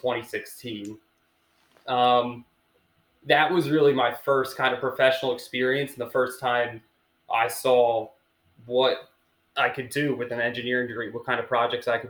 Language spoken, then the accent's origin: English; Havertown, Pennsylvania, United States; I'm from Havertown, a little west of Philadelphia.